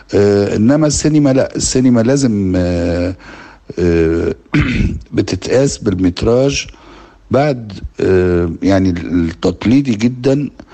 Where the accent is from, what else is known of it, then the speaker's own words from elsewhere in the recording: Egypt; علينا كمصريين وكعرب